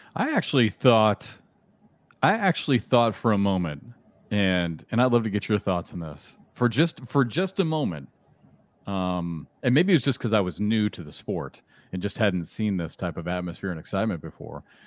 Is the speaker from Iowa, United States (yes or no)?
yes; Iowa, United States; moved away; I'm from Iowa